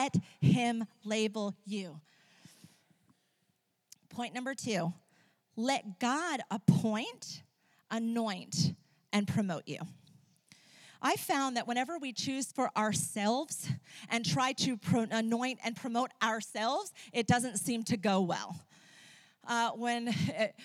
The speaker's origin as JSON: {"language": "English", "country": "Ecuador", "tie": "born or raised there", "moved": "yes", "said": "When I was a teenager growing up in Ecuador, I used to be an interpreter in hospitals"}